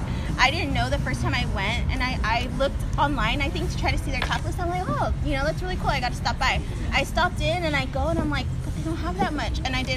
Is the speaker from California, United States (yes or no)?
yes; Norwalk, California, United States; I grew up in Norwalk. Went to school in Norwalk.